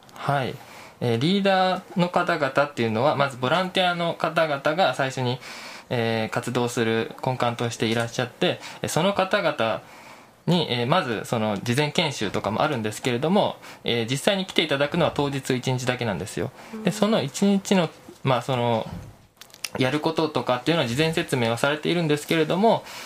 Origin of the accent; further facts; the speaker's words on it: Chiba, Japan; moved away as an adult; now in Kyoto, Japan; 千葉県出身